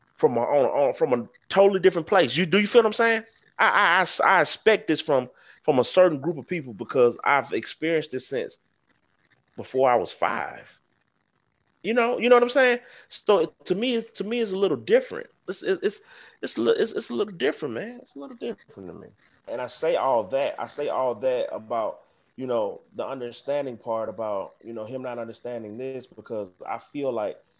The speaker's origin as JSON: {"language": "English", "region": "the South", "country": "United States", "said": "I come from a place, I come from the South. I come from where slavery and racism has been embedded in our history."}